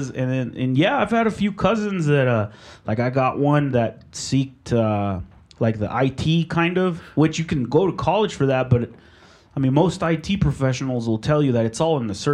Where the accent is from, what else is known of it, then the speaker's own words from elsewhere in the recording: Mexico; born there; in my culture, I I was born in Mexico.